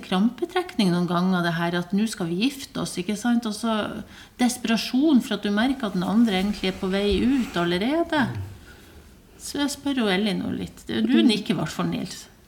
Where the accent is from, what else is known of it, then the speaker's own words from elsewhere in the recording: Bodø, Nordland, Norway; historie fra Bodø når jeg vokste opp eh, på 80-tallet